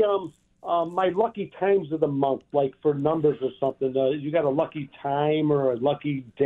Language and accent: English; England, United Kingdom; I'm English.